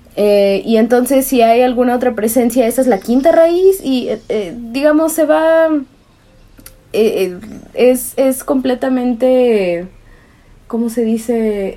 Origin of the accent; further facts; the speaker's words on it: Veracruz, Mexico; soy originaria de Veracruz